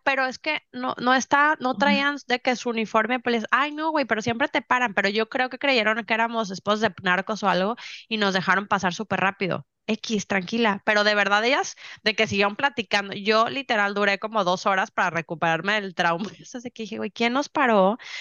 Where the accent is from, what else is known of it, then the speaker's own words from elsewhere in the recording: Mexico; moved away as an adult; now in Houston, United States; yo me vine acá y soy la mexicana más mexicana, más mexicana del mundo. Yo era la persona menos mexicana en México